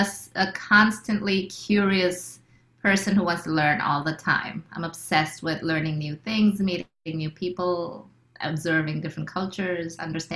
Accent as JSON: {"language": "English", "country": "India", "said": "But at the same time, I'm as Indian as it gets because, you know, we also lived in a place where there were a lot of Indian families and we, you know, hung out together and we grew up together."}